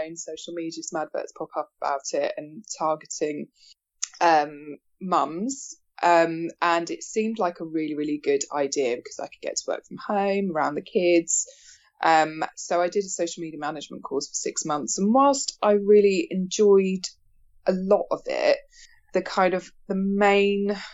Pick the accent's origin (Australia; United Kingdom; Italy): United Kingdom; Bournemouth, South West England; also born or lived in York; I'm from Bournemouth.